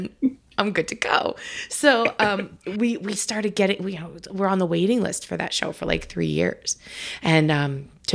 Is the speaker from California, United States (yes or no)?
no; New York, United States; now in New Hampshire, United States; I'm originally from New York. And now I live up here in New Hampshire.